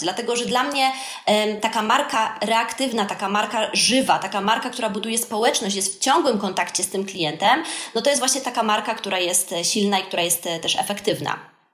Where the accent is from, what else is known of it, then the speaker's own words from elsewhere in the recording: Wrocław, Lower Silesian Voivodeship, Poland; u nas we Wrocławiu w Polsce